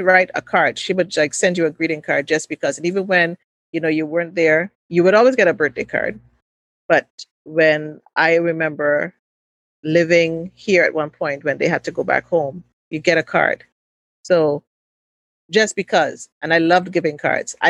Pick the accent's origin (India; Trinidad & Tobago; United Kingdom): Trinidad & Tobago; growing up in Trinidad